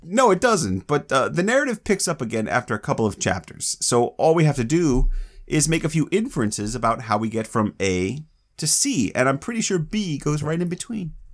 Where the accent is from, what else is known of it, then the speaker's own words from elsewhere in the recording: Florida, United States; I grew up in Florida